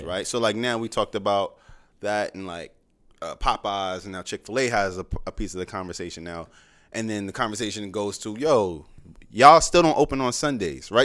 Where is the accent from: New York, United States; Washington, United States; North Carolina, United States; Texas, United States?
New York, United States